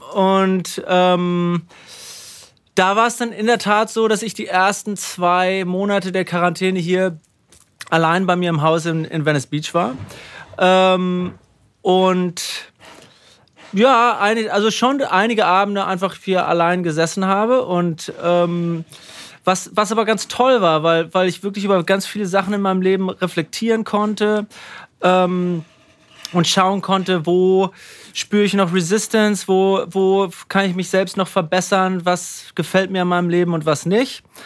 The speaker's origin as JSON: {"language": "German", "town": "Münster", "region": "North Rhine-Westphalia", "country": "Germany", "tie": "born or raised there", "also_born_or_lived": "Paderborn / Hamburg", "moved": "as an adult", "lives_now": "California, United States", "said": "Hiltrup war für mich. Ähm, super Platz, um aufzuwachsen"}